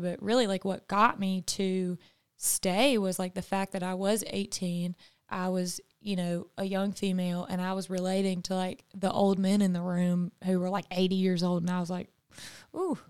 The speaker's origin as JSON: {"language": "English", "region": "the South", "country": "United States", "also_born_or_lived": "California", "said": "as a Southern woman, and that's just something that's been ingrained into me."}